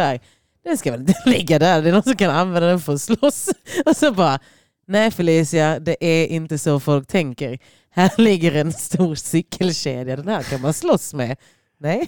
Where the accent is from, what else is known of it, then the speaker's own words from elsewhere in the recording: Lund, Skåne, Sweden; also born or lived in Croatia; jag växte upp på Gunnesbo